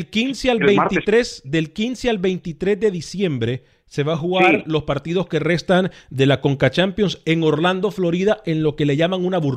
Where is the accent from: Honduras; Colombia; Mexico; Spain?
Honduras; yo como hondureño tengo que decirle algo.